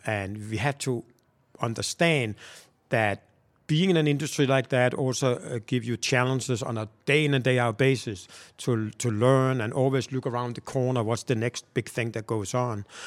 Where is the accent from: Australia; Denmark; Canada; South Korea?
Denmark; Copenhagen, Capital Region of Denmark; moved away as an adult; now in Atlanta, United States; I am from Denmark, Copenhagen.